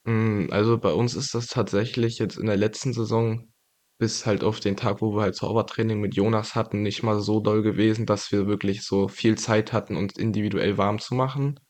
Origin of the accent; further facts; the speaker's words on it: Greifswald, Mecklenburg-Vorpommern, Germany; ich bin in, hier in Greifswald geboren und aufgewachsen.